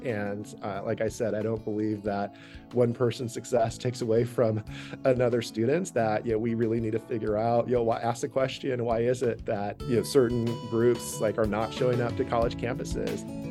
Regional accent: Stockton, California, United States; now in Vermont, United States; I grew up in central California in a city called Stockton

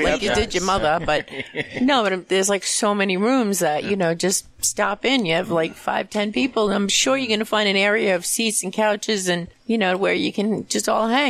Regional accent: New York City, New York, United States; moved away; I grew up in New York. I'm the Brooklyn chick. That's where I was born.

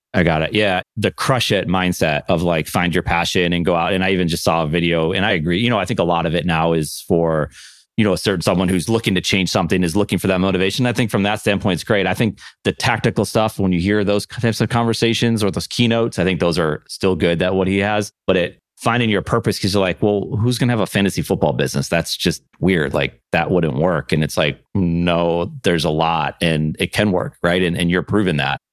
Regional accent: Buffalo, New York, United States; born and raised in Buffalo

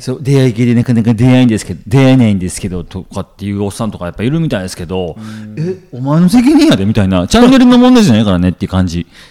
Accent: Kansai, Japan; もう関西人やからね

